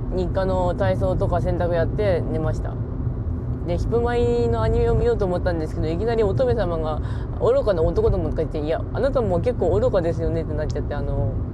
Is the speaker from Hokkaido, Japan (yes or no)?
no; Ishikawa, Japan; 石川県出身なんですけど